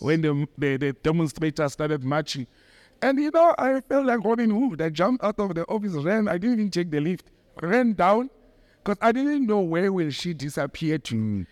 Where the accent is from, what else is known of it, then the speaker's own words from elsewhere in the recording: Johannesburg, Gauteng, South Africa; the accent, she could hear that I'm from Joburg